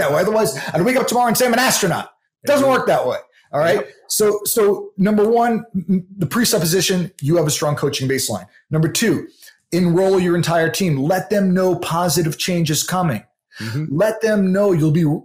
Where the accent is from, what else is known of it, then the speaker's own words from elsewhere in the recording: New York, United States; I'm from New York and I talk pretty quick